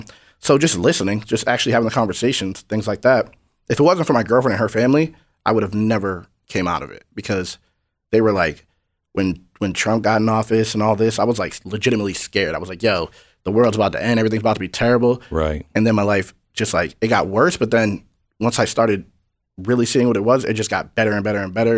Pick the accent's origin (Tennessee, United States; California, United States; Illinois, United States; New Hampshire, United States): New Hampshire, United States; I'm from New Hampshire. It's like 95% white.